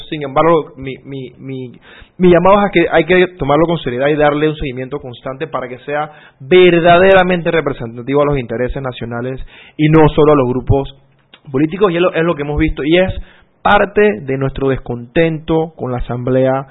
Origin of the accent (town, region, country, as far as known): Panama